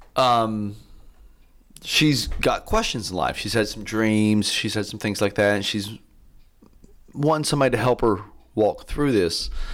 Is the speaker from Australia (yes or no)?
no; Athens, Tennessee, United States; I grew up here in Athens, and I left w, in my early twenties and just came back